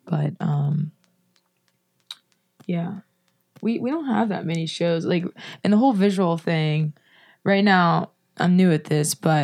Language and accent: English; Baldwin, Pennsylvania, United States; also born or lived in Penn Hills, Pennsylvania; I grew up in Penn Hills until I was five, and then moved to Baldwin